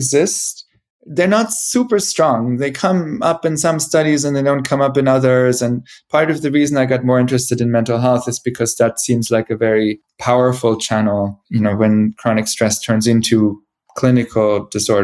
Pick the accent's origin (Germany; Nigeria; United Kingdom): Germany; Bavaria; moved away; also born or lived in Boston / Zurich; the town where I grew up in Bavaria